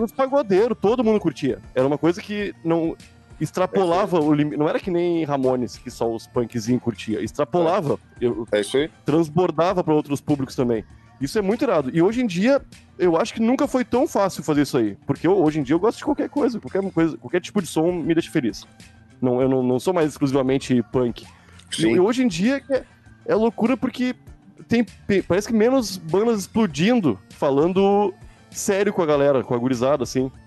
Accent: Porto Alegre, Rio Grande do Sul, Brazil; eu sou de Porto Alegre

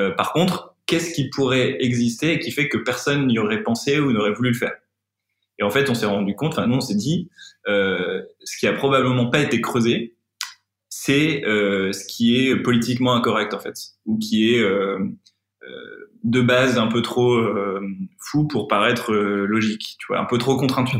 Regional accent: Pas-de-Calais, Opal Coast, near Montreuil-sur-Mer, Le Touquet, Hauts-de-France, France; moved away; also born or lived in Lille; j'ai grandi dans, dans le Pas-de-Calais, sur, sur la côte d'Opale, pas loin de Montreuil-sur-Mer, le Touquet

